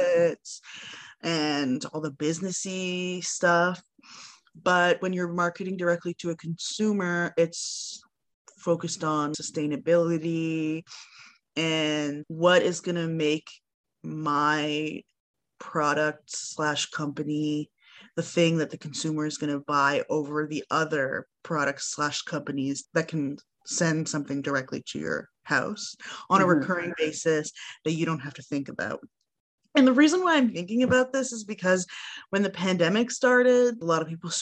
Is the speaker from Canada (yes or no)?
yes; Toronto, Ontario, Canada; now in Montreal, Canada; I grew up in Toronto